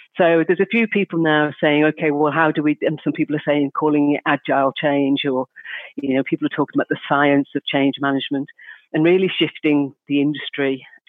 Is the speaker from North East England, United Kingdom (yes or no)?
no; Liverpool, North West England, United Kingdom; I'm from Liverpool